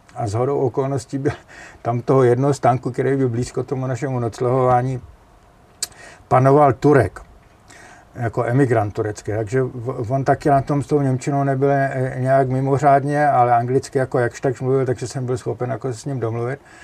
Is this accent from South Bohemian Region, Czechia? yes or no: no; Jeseník, Olomouc Region, Czechia; moved away; Já jsem Moravák ze Severní Moravy, eh, z Jeseníku